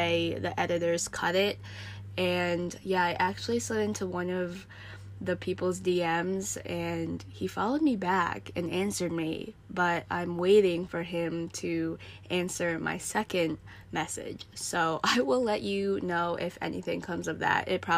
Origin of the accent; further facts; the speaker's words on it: United States; also born or lived in Chongqing, China; I am an American.